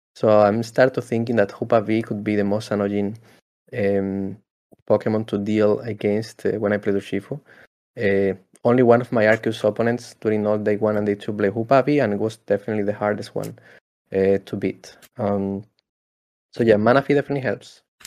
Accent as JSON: {"language": "English", "country": "Spain", "said": "I'm from Spain"}